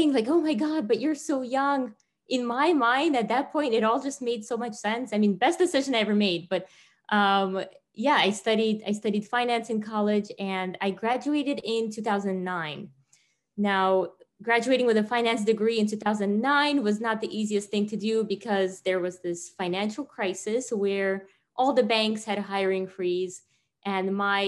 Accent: Tajikistan; moved away; me growing up in Tajikistan

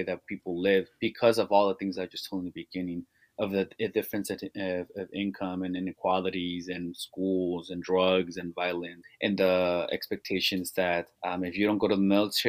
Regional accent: Salinas, California, United States; growing up in Salinas and being born and raised on the east side of Salinas

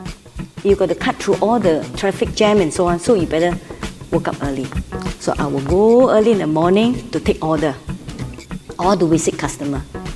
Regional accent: Singapore; I'm from Singapore

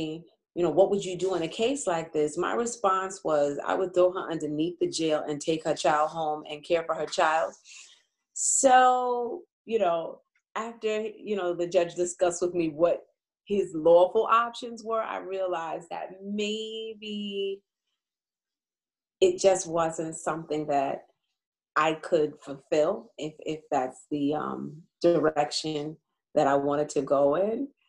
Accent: Uniondale, New York, United States; also born or lived in Bronx, New York; I was born in the Bronx, and my family lived there for a few years before we moved to Long Island, to Uniondale. And so I'm mostly a Long Island resident, Uniondale resident

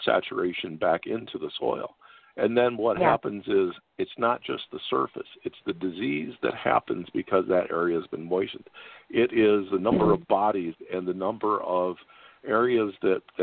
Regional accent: Iowa, United States; I'm from Iowa

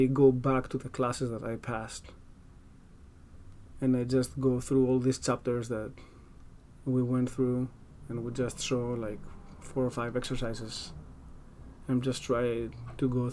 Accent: Greece; accent: Greek; English is a second language; now in United States; my weird Greek accent

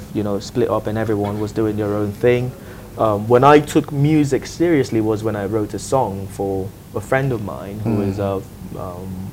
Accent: Nigeria; now in Dubai, United Arab Emirates; I'm Nigerian

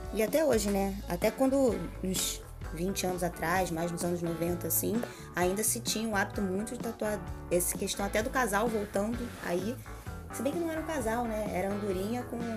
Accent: Rio das Ostras, Rio de Janeiro, Brazil; a gente é de Rio das Ostras

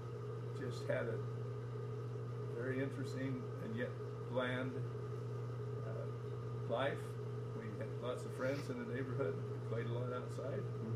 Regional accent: Salt Lake City, Utah, United States; Downtown Salt Lake. 7th South, 8th East

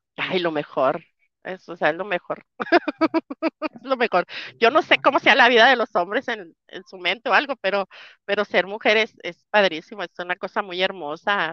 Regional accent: Mexico; moved away as an adult; now in United States; la experiencia adquirida en, las carreteras mexicanas me hace sentir muy feliz, me hace sentirme orgullosa de mi, tierra

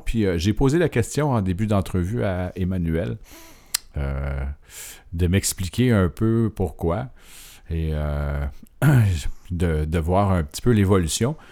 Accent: Montreal, Quebec, Canada; quand on vient de Montréal

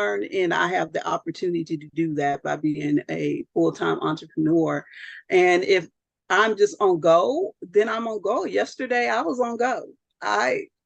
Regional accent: Southern California, United States; I'm from Southern California

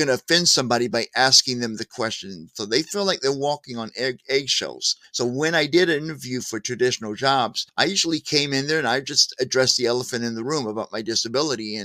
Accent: St. Louis, Missouri, United States; moved away; also born or lived in California / Joplin, Missouri; I moved here to Missouri, my home state. I'm from Missouri, originally St. Louis

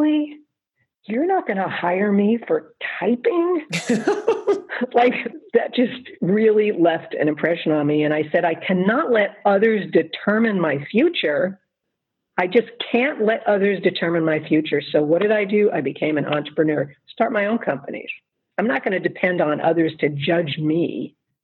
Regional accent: Long Island, New York, United States; also born or lived in Bronx, New York / Queens, New York; I was born in the Bronx. Mm-hmm. We moved to Queens. And then when I was in third grade, we moved to Long Island, to the North Shore of Long Island.

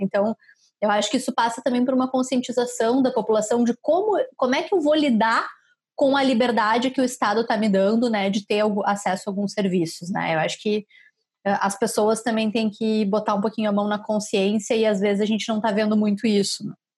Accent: Caxias do Sul, Rio Grande do Sul, Brazil; moved away; eu sou de Caxias

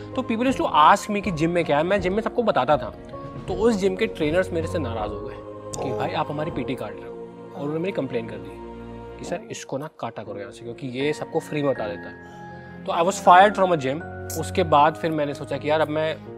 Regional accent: Kanpur, Uttar Pradesh, India; मैं कानपुर में पला बढ़ा हूँ

